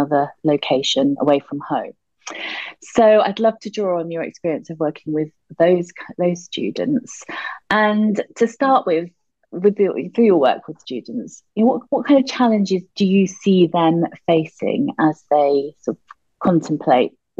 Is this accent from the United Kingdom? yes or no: yes; United Kingdom; being a Brit living in the UK